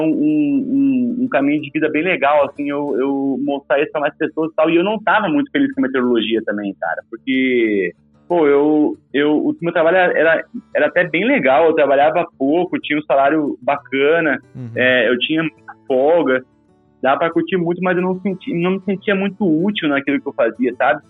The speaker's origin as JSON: {"language": "Portuguese", "region": "Rio Grande do Sul", "country": "Brazil", "tie": "born or raised there", "also_born_or_lived": "Pelotas, Brazil / Viçosa, Minas Gerais, Brazil", "moved": "as an adult", "lives_now": "Cachoeira Paulista, Brazil", "said": "Eu sou do Rio Grande do Sul, uhum. é, lá no Rio Grande do Sul, você sabe, as montanhas não, não passam muito mais de do que mil metros. Uhum. E embora eu tenha nascido praticamente, sou, sou é, não sou filho de, de, agricultor, mas meus parentes, a grande maioria é agricultor, então eu me criei na roça"}